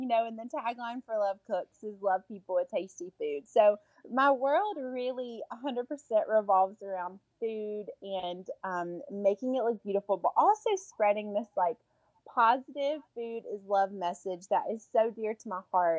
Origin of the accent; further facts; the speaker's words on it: Alabama, United States; I was raised in the deep South. I was raised in Alabama by a very Southern mama